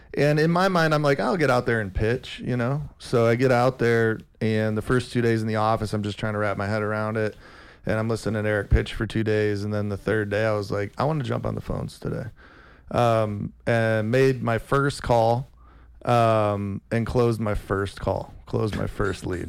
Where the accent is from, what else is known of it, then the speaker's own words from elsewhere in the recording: Rockford, Illinois, United States; moved away as an adult; also born or lived in San Diego, California; we grew up in Rockford, Illinois together.